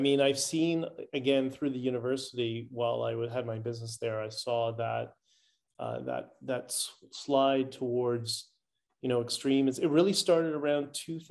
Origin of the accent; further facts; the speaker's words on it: Canada; I'm Canadian first